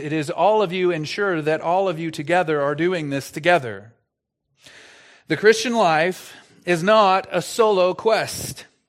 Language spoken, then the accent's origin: English; Texas, United States; I'm from Texas